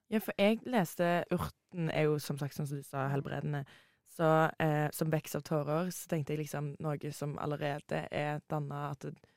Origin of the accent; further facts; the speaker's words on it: Hommersåk, Rogaland, Norway; moved away; Når vi går på skole i typ Stavanger, Hommersåk, der jeg er fra